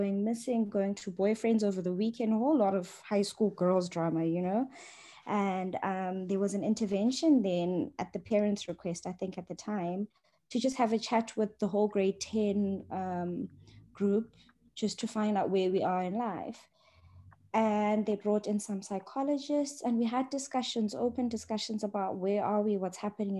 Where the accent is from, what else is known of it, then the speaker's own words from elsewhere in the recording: Johannesburg, Gauteng, South Africa; I grew up in Johannesburg, so I've got a bit of an identity crisis there, but I'm from Johannesburg